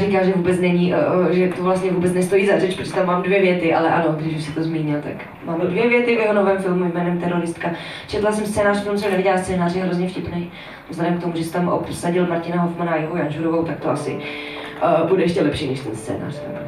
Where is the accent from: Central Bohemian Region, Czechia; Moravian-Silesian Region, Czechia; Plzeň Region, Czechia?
Moravian-Silesian Region, Czechia; Veřovice; moved away as an adult; now in Prague, Czech Republic; je to taková malá vesnice, která se jmenuje Veřovice a je kousek od Frenštátu pod Ranhoštěm, Kopřivnice, Nového Jičín a, a tak dál. Říká se tomu Lašsko